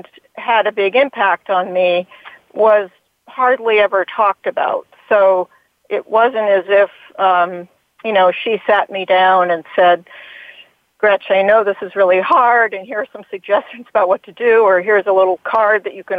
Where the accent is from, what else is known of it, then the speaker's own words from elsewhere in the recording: Hanover, New Hampshire, United States; in my own community where I grew up in Hanover, New Hampshire